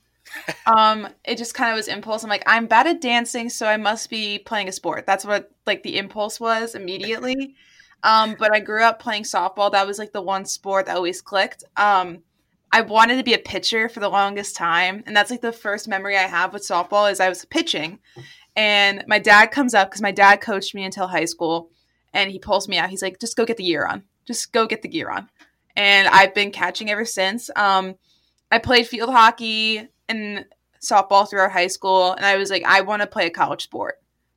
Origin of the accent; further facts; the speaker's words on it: Ramsey, New Jersey, United States; I'm from Ramsey, New Jersey, but I always say New York City because I'm not a big Jersey fan.